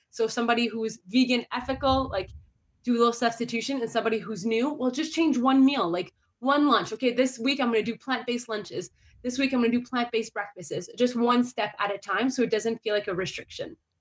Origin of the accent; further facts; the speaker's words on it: Ottawa, Ontario, Canada; I'm a fellow Canadian, and I do say A, I do. Um, so I was born in Ottawa, Ontario